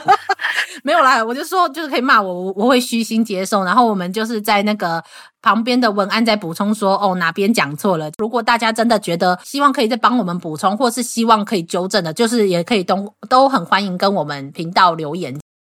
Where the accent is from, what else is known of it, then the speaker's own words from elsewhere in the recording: Taiwan; 我们台湾人